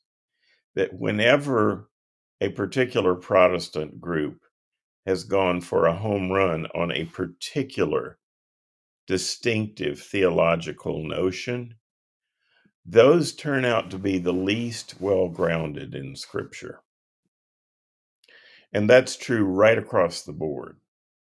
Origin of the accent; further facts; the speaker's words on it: High Point, North Carolina, United States; moved away as an adult; also born or lived in Durham, England / Wilmore, Kentucky; I'm from North Carolina